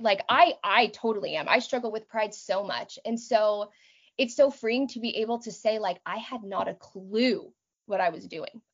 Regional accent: Texas, United States; moved away as an adult; also born or lived in New York / Boston / Austin, Texas / southern Manitoba, Canada; now in Manitoba, Canada; I was born and raised in Texas

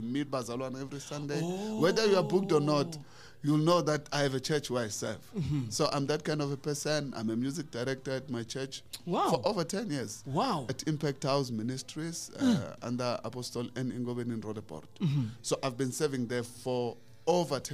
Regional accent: Malamulele, Limpopo, South Africa; I was born and raised there. In the village called Muchibizi, a small village.

